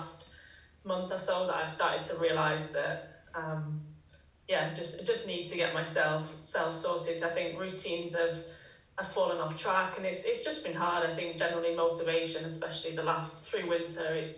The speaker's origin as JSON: {"language": "English", "town": "Manchester", "region": "North West England", "country": "United Kingdom", "moved": "yes", "lives_now": "Teddington, United Kingdom", "said": "I'm originally from Manchester, but moved back down to the south sort of last year."}